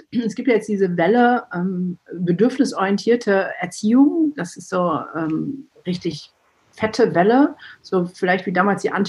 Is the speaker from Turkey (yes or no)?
yes; Turkey; born there; also ich bin in der Türkei geboren, war noch dieser Makel, alle Türken haben Söhne und mein Vater hat drei Töchter